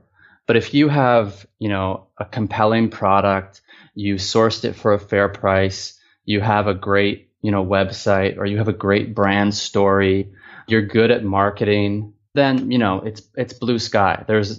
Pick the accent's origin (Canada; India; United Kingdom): Canada; Toronto, Ontario; now in China; That's right. Yeah. I'm from Toronto.